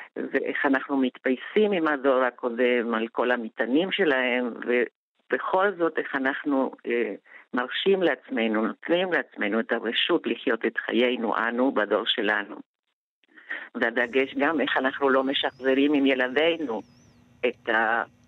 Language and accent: Hebrew; Argentina; now in Israel; אני אמנם באה מארגנטינה, אבל בבית דיברו יידיש, ואני סירבתי לדבר יידיש